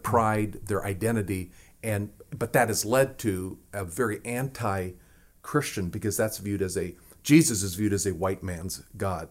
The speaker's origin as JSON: {"language": "English", "region": "Nebraska", "country": "United States", "tie": "born or raised there", "said": "where I grew up in Nebraska was just a few miles away from the Winnebago Reservation and the Omaha Reservation."}